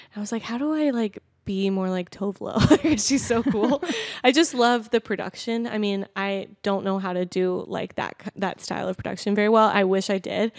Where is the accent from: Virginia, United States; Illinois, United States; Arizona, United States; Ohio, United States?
Virginia, United States; Manassas; moved away as an adult; now in Los Angeles, United States; I'm um, actually from Manassas, is like Northern Virginia